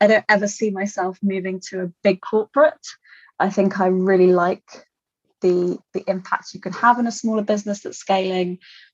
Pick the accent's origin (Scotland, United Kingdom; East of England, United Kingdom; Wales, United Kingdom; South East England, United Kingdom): South East England, United Kingdom; Kent; also born or lived in London / France; So I was born in London, raised in Kent, so in the UK, but I am half French. So my mum is French. So I've spent a lot of time in France and went to school there for a couple of years.